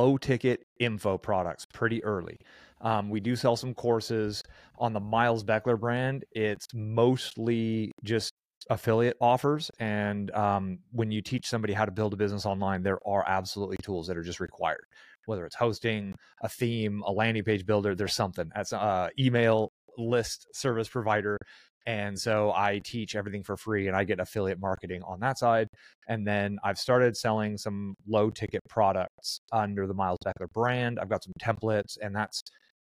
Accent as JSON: {"language": "English", "area": "San Francisco Bay Area", "region": "California", "country": "United States", "tie": "born or raised there", "also_born_or_lived": "Albuquerque, New Mexico", "moved": "as an adult", "said": "I grew up in the San Francisco Bay Area"}